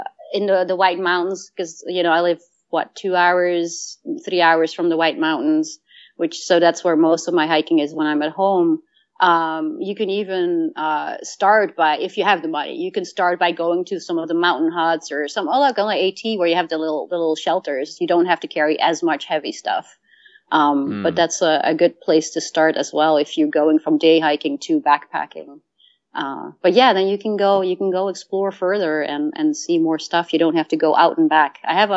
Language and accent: English; Netherlands; I lived in, I grew up in Holland and we did day hikes